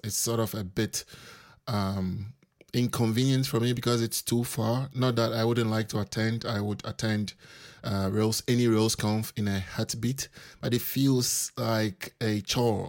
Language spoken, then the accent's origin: English; Accra, Greater Accra, Ghana; moved away as an adult; now in Wrocław, Poland; I'm originally from Accra, Ghana